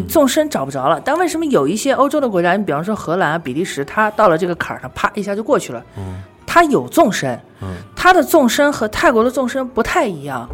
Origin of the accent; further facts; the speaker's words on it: Shanghai, China; 咱们两个人都从小在上海长大的